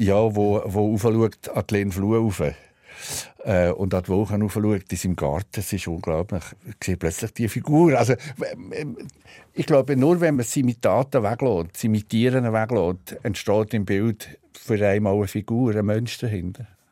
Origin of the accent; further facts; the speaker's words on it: Switzerland; accent: Berndeutsch; first language Swiss German; also born or lived in Solothurn; Berndeutsch ist ein äh, Teil von meiner, von meiner Muttersprache. Also meine Mutter war Solothurner